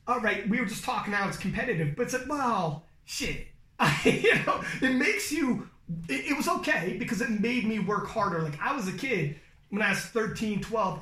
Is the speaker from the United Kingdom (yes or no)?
no; Canada; we're from Canada